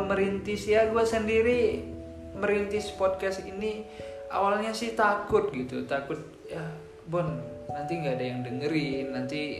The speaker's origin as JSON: {"language": "Indonesian", "region": "Sumatra", "country": "Indonesia", "said": "aku berhubung aku orang Sumatera ya jadi aku serahin ke si Boni aja lah"}